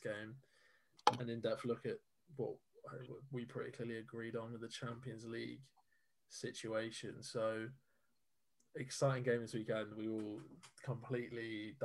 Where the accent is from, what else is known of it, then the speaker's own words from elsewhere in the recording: Bristol, South West England, United Kingdom; I'm from Bristol